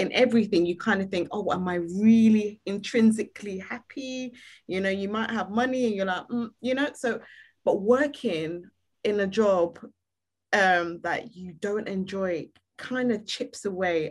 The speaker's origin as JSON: {"language": "English", "country": "Nigeria", "said": "I'm Nigerian"}